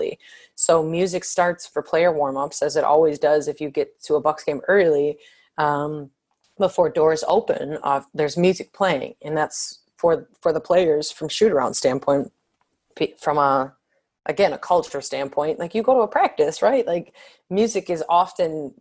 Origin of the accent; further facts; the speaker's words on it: Milwaukee, Wisconsin, United States; I'm from Milwaukee, so I say hi to nearly everybody